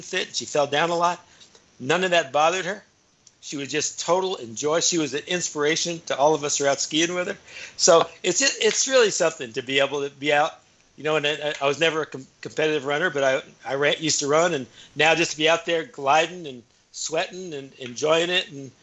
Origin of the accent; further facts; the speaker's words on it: Flagstaff, Arizona, United States; moved away as an adult; now in Bend, United States; my hometown of Flagstaff